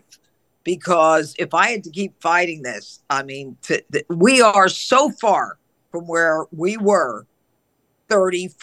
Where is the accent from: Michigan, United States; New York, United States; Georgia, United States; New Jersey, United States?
New York, United States; I'm a New Yorker